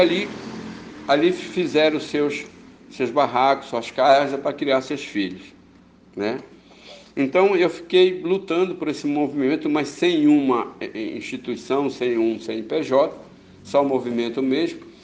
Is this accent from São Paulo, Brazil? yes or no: no; Baião, Pará, Brazil; also born or lived in Tucuruí; Nasci em Baião, numa vila chamada Calados.